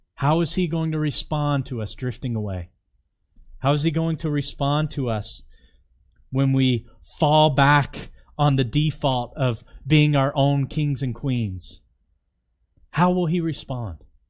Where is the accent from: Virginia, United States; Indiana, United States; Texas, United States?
Virginia, United States; now in Canmore, Canada; I'm from Virginia